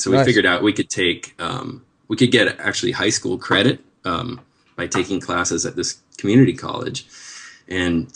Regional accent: Seattle, Washington, United States; moved away as an adult; also born or lived in Denver, Colorado; now in Los Angeles, United States; So I grew up in Seattle, and I did go to Colorado, Denver, actually, for college, and spent about 9 years there. So I'm kind of from both places, but Seattle is really where I grew up

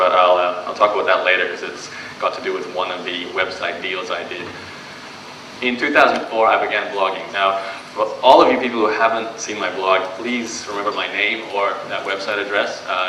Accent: Brisbane, Queensland, Australia; So I am born and raised in Brisbane, so if you ask me any questions about Australia, I'll know the answer to them.

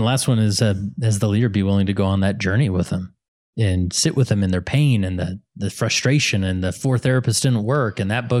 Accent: West Valley City, Utah, United States; And I grew up in West Valley, which many people in Salt Lake Valley would call the hood.

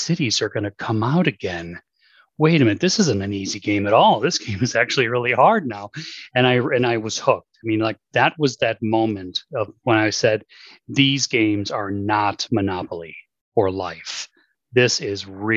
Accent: Hinsdale, Illinois, United States; moved away; I grew up in the western suburbs in Hinsdale, is where I spent a vast majority of my youth

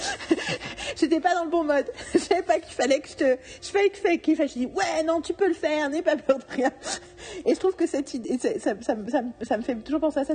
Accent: France; je suis française

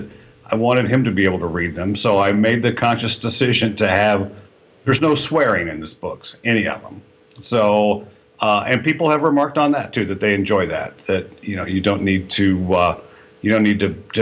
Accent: Kansas, United States; moved away as an adult; also born or lived in Jeddah, Saudi Arabia; I was raised in Kansas

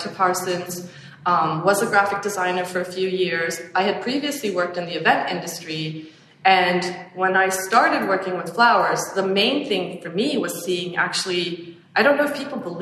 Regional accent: Sweden; now in New York, United States; I grew up in Sweden foraging

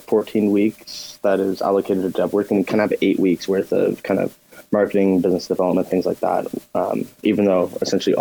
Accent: Canada; we come from Canada

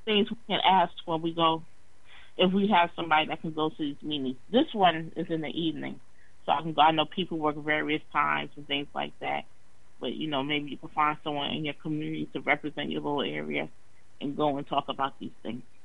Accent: New York, United States; moved away; I'm from New York. That was one of my first jobs, summer jobs, cleaning up the park

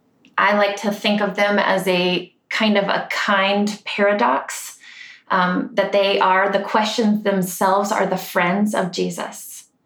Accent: Ireland; but I like to also call them the Celtic rhythms because I'm Irish and that just feels good.

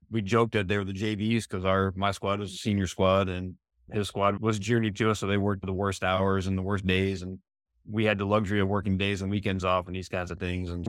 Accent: East Coast, United States; also born or lived in Arizona; now in San Diego, United States; I wasn't born or raised there, but I, I came from the East Coast moved to Arizona in 91

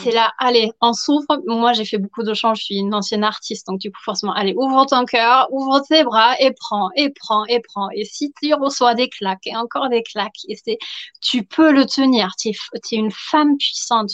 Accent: Germany; accent: German; French is a second language; now in Versailles, France; je suis allemande, donc tout le petit accent euh, ultra charmant

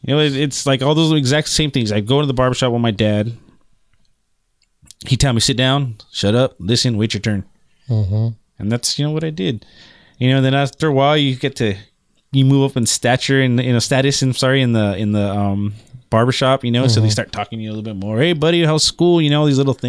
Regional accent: Pico Rivera, California, United States; we used to walk to the barbershop from my house where I grew up in Pico Rivera

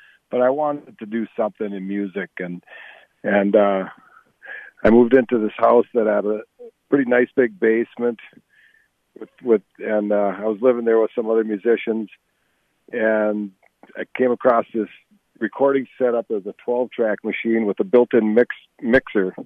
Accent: Eveleth, Minnesota, United States; I grew up in Eveleth

